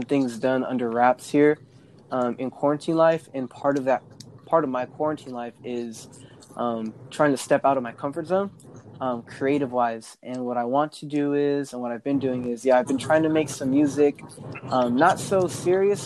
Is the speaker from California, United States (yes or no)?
yes; San Diego, California, United States; also born or lived in Ventura / Oxnard; I'm from San Diego, and I lived out in Ventura and Oxnard for a little while.